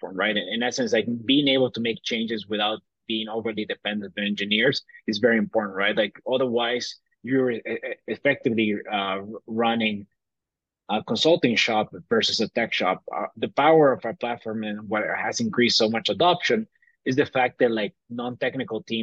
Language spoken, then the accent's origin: English; Bolivia; moved away as an adult; also born or lived in Tennessee; I grew up in Bolivia. I was born in Tennessee, but I was raised my entire life in Bolivia.